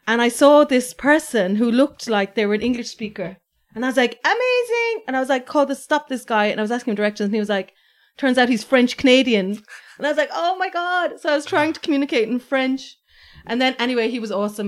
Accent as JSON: {"language": "English", "country": "Ireland", "said": "I was like, \"Ireland.\""}